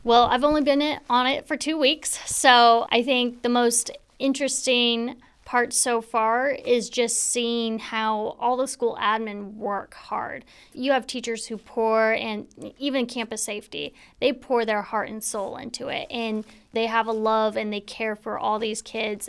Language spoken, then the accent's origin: English; Spanaway, Washington, United States; also born or lived in Tacoma; I grew up in Spanaway, actually just off of Beef Street here